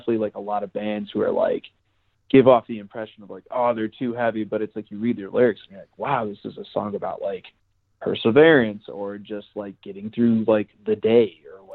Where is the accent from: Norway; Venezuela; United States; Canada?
United States; Chicago, Illinois; now in Denver, United States; I'm originally from Chicago, and I actually used to live in the city